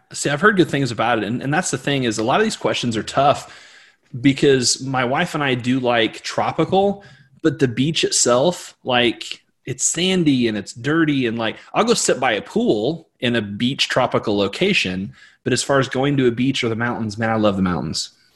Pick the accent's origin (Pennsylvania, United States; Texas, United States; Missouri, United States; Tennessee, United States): Missouri, United States; I'm from Missouri